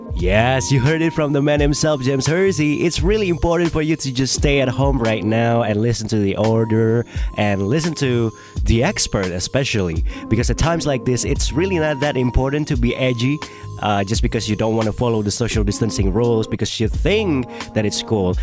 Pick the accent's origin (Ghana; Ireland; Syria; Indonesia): Indonesia; I'm from Indonesia and I'm a I can say that I'm a young person in Indonesia.